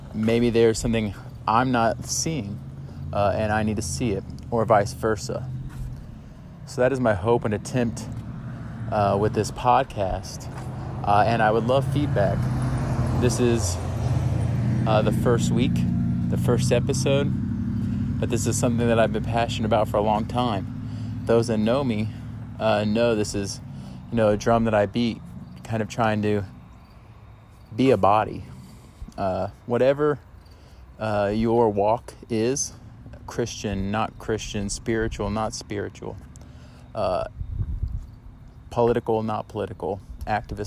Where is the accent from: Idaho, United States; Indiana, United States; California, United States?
Indiana, United States; Indianapolis; also born or lived in Liberty University (Virginia); I'm a Hoosier, meaning I grew up in Indianapolis.